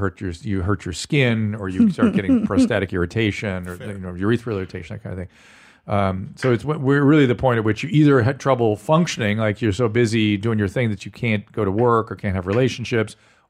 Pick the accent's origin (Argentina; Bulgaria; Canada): Argentina; Buenos Aires; English is a second language; Sorry if my English is not the best. I'm from Buenos Aires, Argentina.